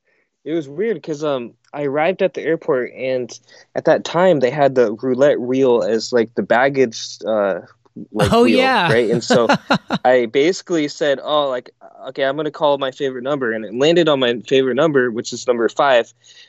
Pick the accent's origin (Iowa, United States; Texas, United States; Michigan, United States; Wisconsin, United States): Iowa, United States; also born or lived in South Korea; So I was born in South Korea and then adopted by my parents in Iowa. So pretty much grew up in Iowa, lived there my whole life.